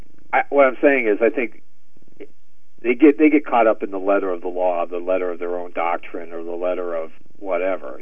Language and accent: English; United States; coming from America, too, and, you know, I think growing up in Catholic schools